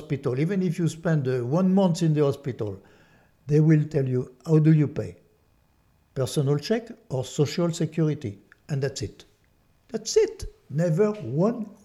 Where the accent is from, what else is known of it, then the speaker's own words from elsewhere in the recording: France; accent: French; English is a second language; now in United States; my French accent, that I'm born in France.